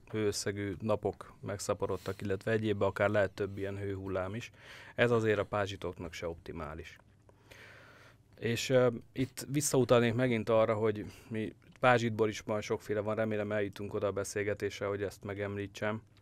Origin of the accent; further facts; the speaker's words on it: Great Hungarian Plain, Hungary; Nézd, én alföldi gyerek vagyok, nekem nem áll messze a puszta és a fű látványa